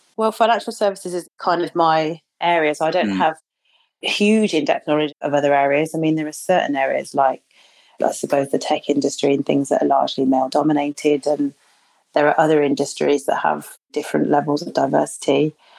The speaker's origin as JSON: {"language": "English", "town": "Birmingham", "region": "West Midlands", "country": "United Kingdom", "said": "people often ask where I'm from. And if I say Birmingham"}